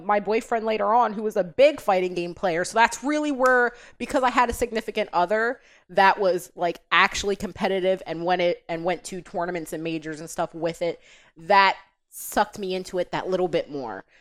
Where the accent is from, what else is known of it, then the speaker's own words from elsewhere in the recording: Delaware, United States; I'm born and raised in Delaware.